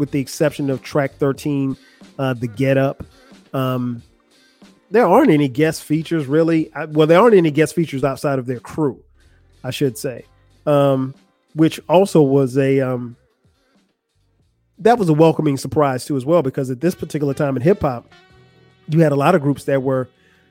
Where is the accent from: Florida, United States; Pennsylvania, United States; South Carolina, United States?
South Carolina, United States; moved away as an adult; also born or lived in Atlanta; I'm from South Carolina